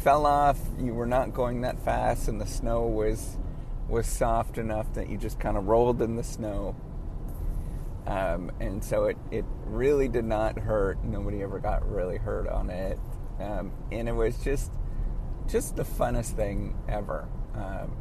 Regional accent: Northern Ontario, Canada; I grew up in Northern Ontario and in Northern Canada

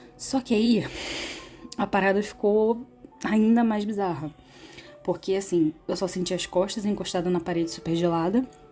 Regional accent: Rio de Janeiro, Brazil; eu sou do Rio de Janeiro

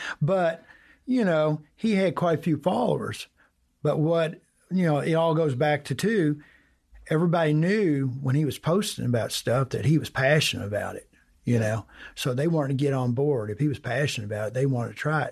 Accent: Breckinridge County, Kentucky, United States; I'm, I'm from Breckenridge County. It's down, it's about an hour southwest of Louisville, midway between Owensboro and Louisville

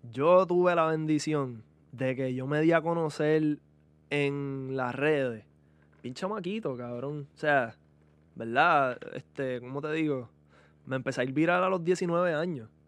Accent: Guaynabo, Puerto Rico; yo soy un blanquito de Guaynabo

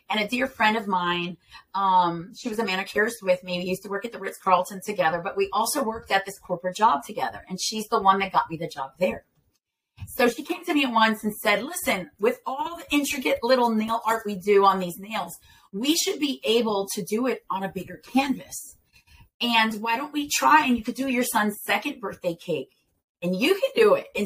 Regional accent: Ponce, Puerto Rico; also born or lived in Delaware / Philadelphia; Okay, so I eh, was born in Delaware here, and um, uh, I moved to Philadelphia eh, at, at the age of eight. I believe, six or eight, something like that. And then um, at the age of 13, I moved to Ponce, Puerto Rico.

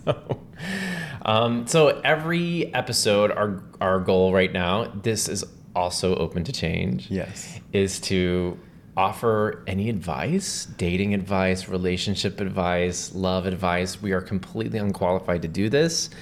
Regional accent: Texas, United States; now in New York, United States; my background is I grew up in Texas

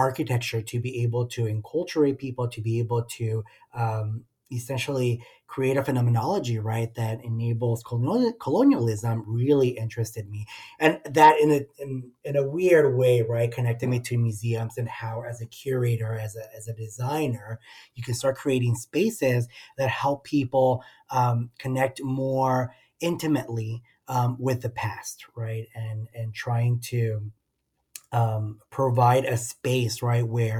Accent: Socorro, Texas, United States; moved away as an adult; also born or lived in El Paso, Texas; now in Austin, United States; I am originally from El Paso, Texas, right at the border of Mexico and the U.S., right on the easternmost tip of Texas. Specifically, I'm from Socorro, Texas, which is a small city right next to El Paso

